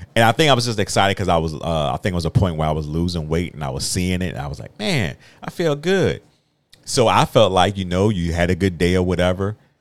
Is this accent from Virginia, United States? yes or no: yes; Virginia, United States; I'm a country boy. I'm from Virginia